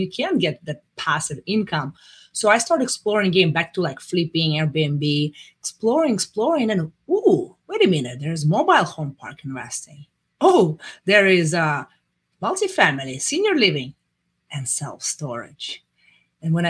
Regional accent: Russia; moved away as an adult; now in United States; I'm coming from Russia

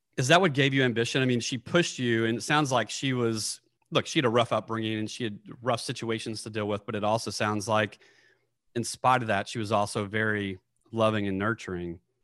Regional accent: Nashville, Tennessee, United States; moved away; I'm from Nashville, Tennessee

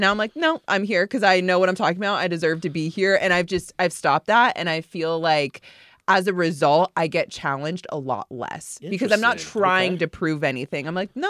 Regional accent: Florida, United States; That I'm from South Florida, so I grew up watching the Miami Heat.

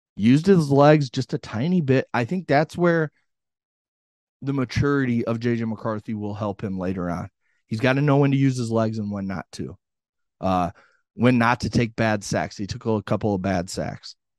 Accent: Illinois, United States; I'm from Illinois, been to plenty of Illinois games

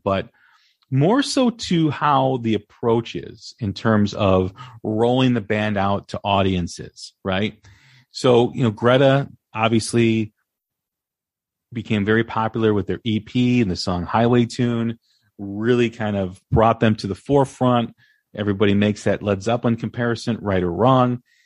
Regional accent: Des Plaines, Illinois, United States; I grew up in Des Plaines

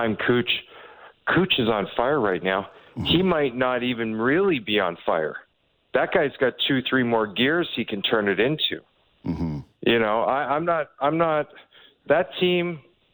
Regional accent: Toronto, Ontario, Canada; I was born in North York General in 1980

